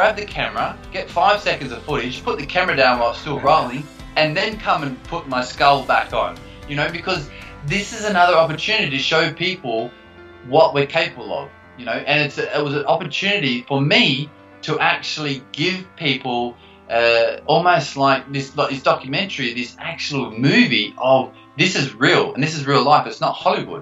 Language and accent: English; Australia; growing up in Australia.